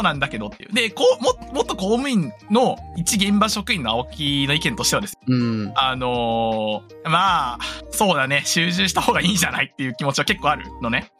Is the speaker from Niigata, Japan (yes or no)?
yes; Itoigawa, Niigata, Japan; moved away; 地元新潟ですから、新潟県糸魚川市ですので